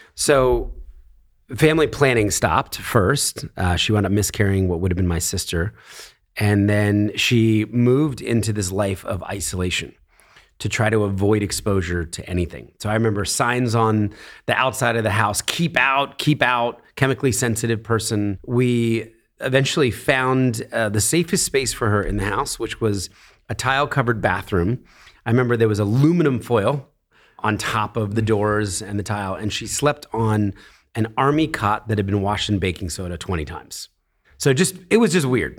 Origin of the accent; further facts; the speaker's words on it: Philadelphia, Pennsylvania, United States; born in Philadelphia, a very middle class family.